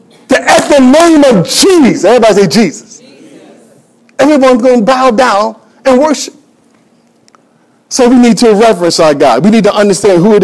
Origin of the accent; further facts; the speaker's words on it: United States; I'm an American